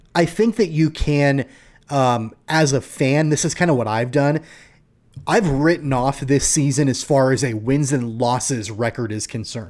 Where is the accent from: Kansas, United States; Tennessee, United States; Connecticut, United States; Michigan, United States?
Kansas, United States; Wichita; I grew up in Wichita